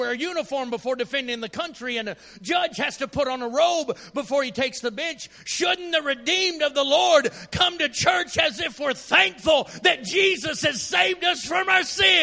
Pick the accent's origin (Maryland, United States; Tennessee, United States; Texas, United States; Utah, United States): Texas, United States; I'm from Texas